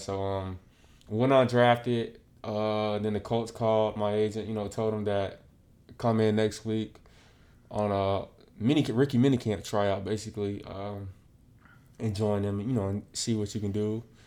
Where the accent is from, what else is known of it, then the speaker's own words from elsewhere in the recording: Pompano Beach, Florida, United States; growing up in South Florida, um, sports kinda is instilled in you early